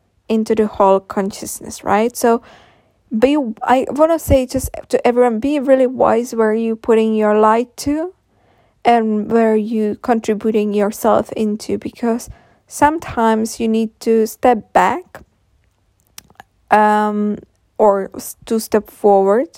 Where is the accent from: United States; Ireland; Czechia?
Czechia; English is a second language; I will make future podcasts in Czech as well, because I'm coming from Czech Republic